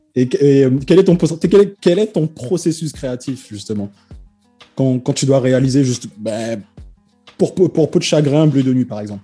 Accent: French Guiana; moi en fait je viens de Guyane

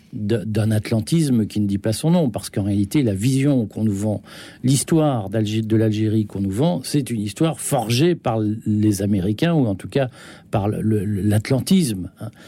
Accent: Belgium; j'ai grandi en Belgique

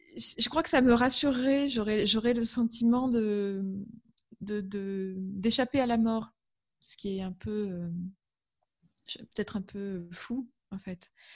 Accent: Amiens, Hauts-de-France, France; je suis originaire d'Amiens

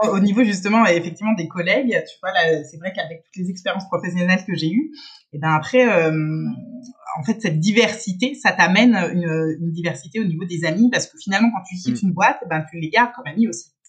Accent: Paris region, Île-de-France, France; first language French; moved away as an adult; also born or lived in Strasbourg / Lille / Rome / Geneva; now in Switzerland; moi je suis française donc à la base, j'ai été grandi en région parisienne

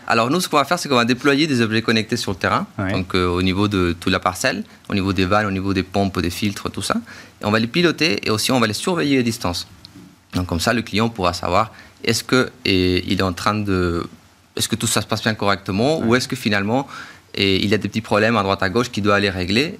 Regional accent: Chile; moved away; je viens du coup du Chili

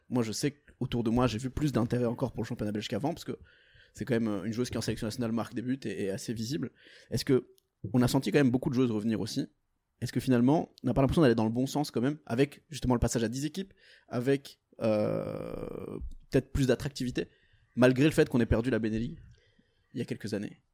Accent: Portugal; now in Belgium; je suis portugais.

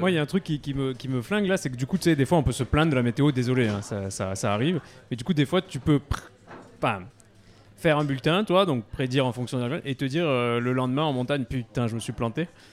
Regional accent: Grenoble area, Auvergne-Rhône-Alpes, France; also born or lived in Maurienne; j'ai grandi euh, à Kroll, donc mon camp de base c'est Chartreuse, euh, et, euh, et, Beldon, donc Chartreuse l'enfance, Beldon l'adolescence.

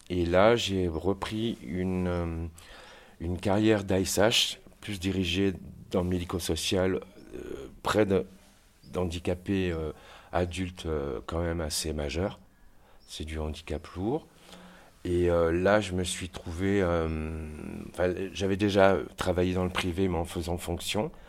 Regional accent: Saint-Étienne, Auvergne-Rhône-Alpes, France; also born or lived in Savoie / Marseille / Avignon; Je suis originaire de Saint-Étienne à la base, qui est le nord du Massif central.

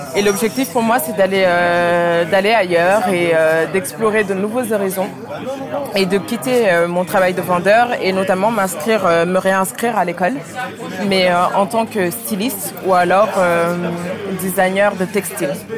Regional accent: Paris, Île-de-France, France; also born or lived in Dakar, Senegal / United States; Je suis née à Dakar et j'ai grandi à Dakar. Et euh, je suis arrivée euh, à Paris quand j'avais 8 ans

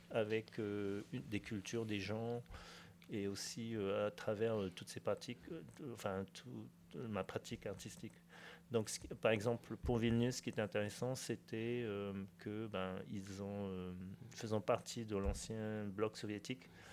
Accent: French Polynesia; j'ai grandi chinois en Polynésie

